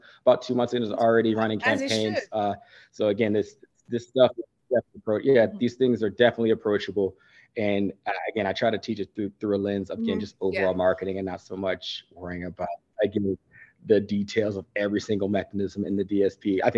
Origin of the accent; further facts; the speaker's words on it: Maryland, United States; also born or lived in Virginia / Montana / Germany / New Jersey; So I was born in Virginia, and then we moved Montana, Germany, New Jersey, and then ultimately to Maryland, where I spent like the second half of my life.